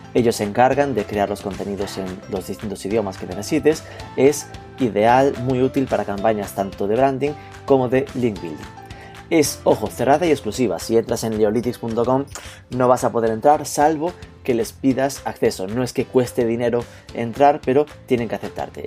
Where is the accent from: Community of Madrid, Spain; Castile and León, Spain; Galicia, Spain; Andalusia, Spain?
Galicia, Spain; Desde mi posición de gallego nativo, indígena